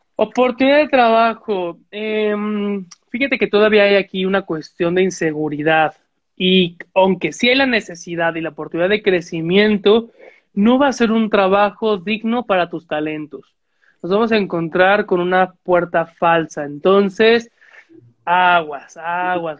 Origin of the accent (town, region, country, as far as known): Mexico